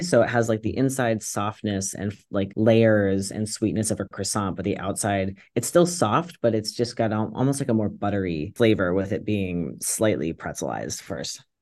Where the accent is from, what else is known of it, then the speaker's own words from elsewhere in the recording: Virginia, United States; now in Poughkeepsie, United States; when I was growing up in Virginia